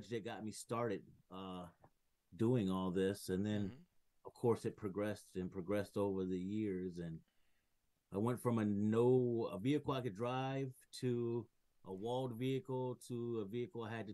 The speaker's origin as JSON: {"language": "English", "town": "Grand Rapids", "region": "Michigan", "country": "United States", "tie": "born or raised there", "lives_now": "Kalamazoo, United States", "said": "I'm from, I was born in Grand Rapids, Michigan, but I stay in Kalamazoo, Michigan. So it's about 45 minutes from where I was born"}